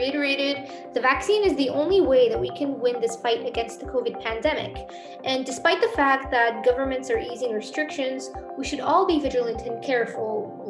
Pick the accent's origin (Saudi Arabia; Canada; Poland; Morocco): Morocco; moved away; my home country, Morocco.